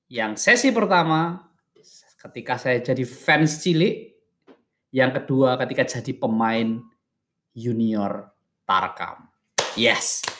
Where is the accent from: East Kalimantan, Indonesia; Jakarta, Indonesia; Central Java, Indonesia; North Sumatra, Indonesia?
Central Java, Indonesia; Purwantoro; di kampung saya di lapangan Cetak Purwantoro Wonogiri itu tenggaranya Solo